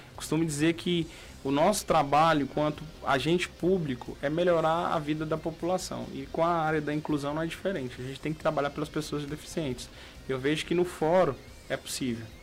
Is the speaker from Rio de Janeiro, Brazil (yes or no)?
no; Luziânia, Goiás, Brazil; nós que crescemos nesse bairro, nós crescemos em Luziane, no Ingá